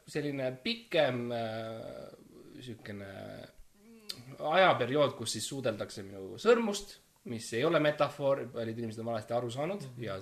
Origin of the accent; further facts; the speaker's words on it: Estonia; mina olen tõeline eestlane ja mm